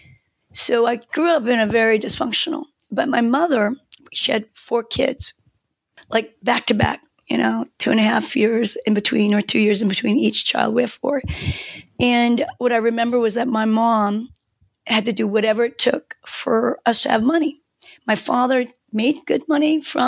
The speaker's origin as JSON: {"language": "English", "region": "Seoul", "country": "South Korea", "tie": "born or raised there", "first_language": "Korean", "second_language": "English", "moved": "yes", "said": "I grew up in a developing country. I'm from Seoul, Korea, South Korea."}